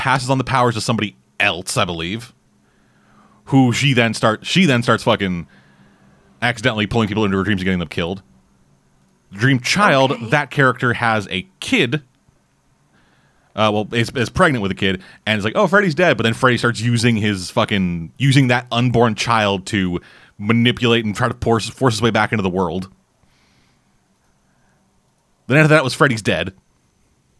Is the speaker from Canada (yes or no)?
yes; Canada; I'm Canadian